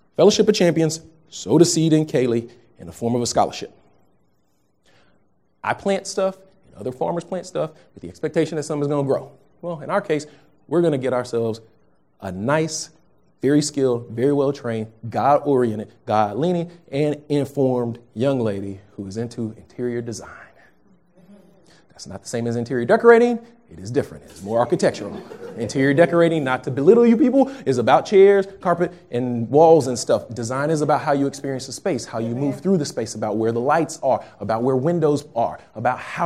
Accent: Texas, United States; moved away; I'm from Texas, if you didn't know. I'm a Texas kid.

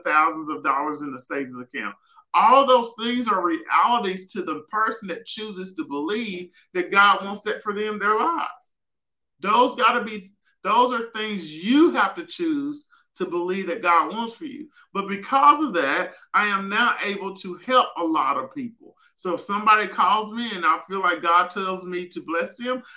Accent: Southwest Arkansas, United States; growing up in Southwest Arkansas and seeing limited finances

